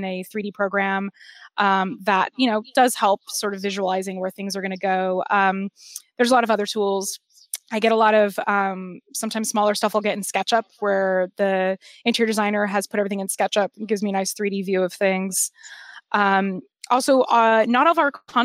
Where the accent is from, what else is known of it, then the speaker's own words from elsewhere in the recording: Los Angeles, California, United States; also born or lived in Lincoln Heights, Los Angeles; I was born and raised in the San Fernando Valley